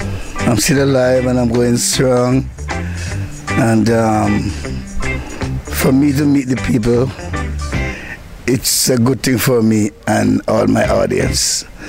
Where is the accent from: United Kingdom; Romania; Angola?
United Kingdom; London; now in Jamaica; London is my hometown, actually. If I'm not living in Jamaica, I will be living in London.